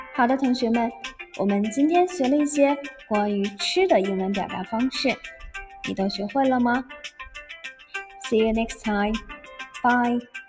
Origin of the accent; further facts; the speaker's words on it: China; 对于我们中国人来说，吃饭不仅仅满足口腹之欲，也承担了人们的情感交际